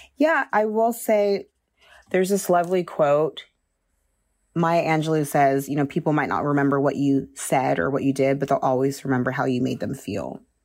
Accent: Austin, Texas, United States; moved away as an adult; also born or lived in Nigeria / New York; now in France; I'm Nigerian, and we moved to Texas, Austin, when I was young.

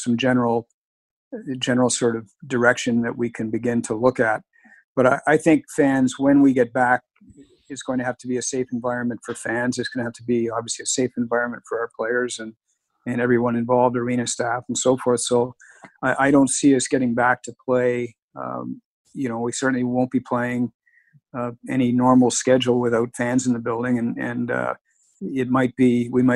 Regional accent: Canada; Being a Canadian, working with one of the Canadian teams in the Maritimes

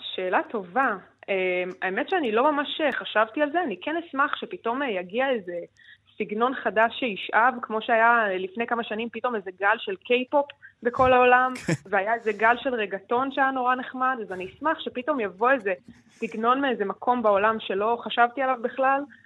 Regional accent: Israel; אצלנו בישראל

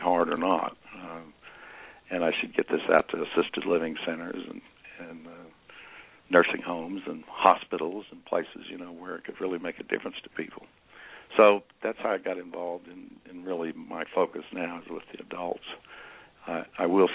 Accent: Michigan, United States; also born or lived in Indiana; When I was a kid, I grew up in Michigan, Indiana and Michigan

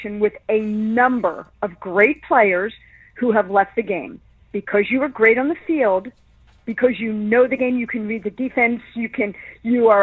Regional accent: Philadelphia, Pennsylvania, United States; I grew up right across the street from the Art Museum

